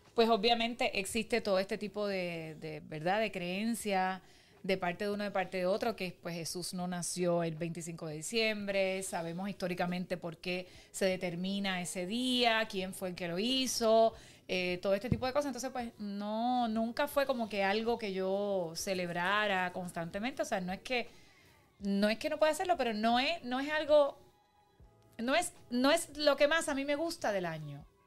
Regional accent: Pinar del Río, Cuba; now in Puerto Rico; Yo me crié en Piran del Río y es un, es un, una provincia, en o sea, la ciudad de Pinar del Río

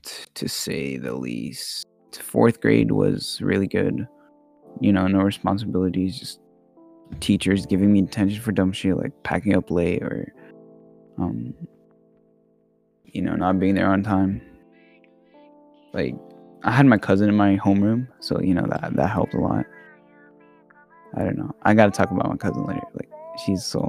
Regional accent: Texas, United States; English is a second language; also born or lived in Oregon / Middle East; I was born in Oregon, but I grew up in the Middle East, so like after my grandma died, like we moved back to Texas

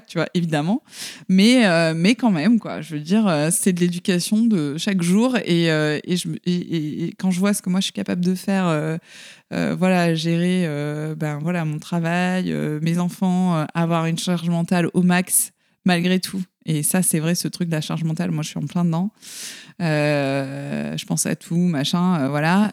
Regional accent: the South, southern France, France; je viens du Sud, donc dans une société un peu, euh, patriarcale

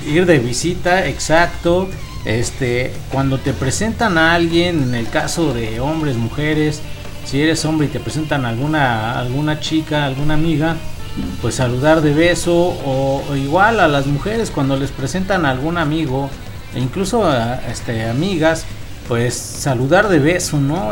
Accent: Chimalhuacán, State of Mexico, Mexico; del municipio de donde somos, de Chimalhuacán, Estado de México

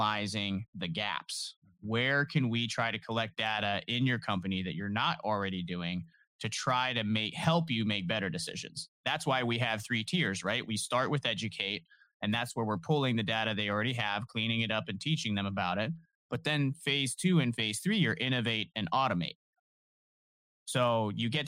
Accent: Canton, Ohio, United States; born or raised there

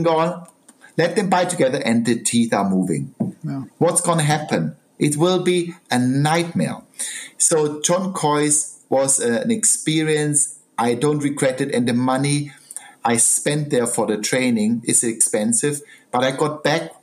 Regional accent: Southern Germany, Germany; now in United Kingdom; I'm a country boy. I come from South Germany, the mountains

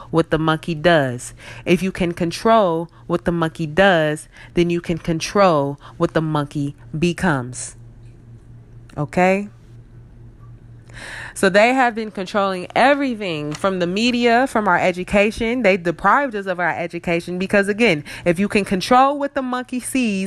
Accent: United States; we are African American, a seed from Africa planted in America

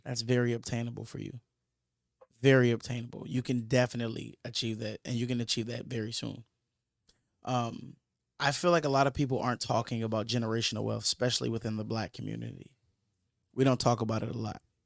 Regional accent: Michigan, United States; that's where I'm from. I'm from Michigan

